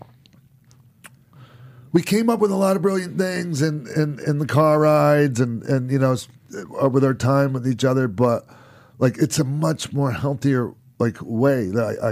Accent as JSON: {"language": "English", "town": "St. Petersburg", "region": "Florida", "country": "United States", "tie": "born or raised there", "said": "St. Petersburg, my hometown."}